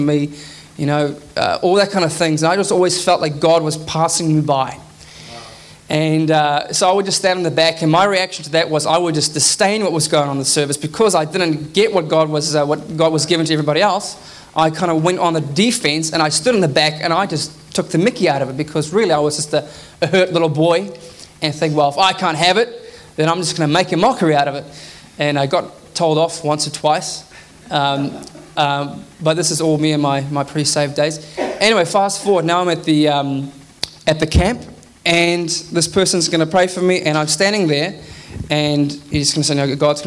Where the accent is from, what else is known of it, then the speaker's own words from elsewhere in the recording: South Africa; now in Auckland, New Zealand; I grew up in South Africa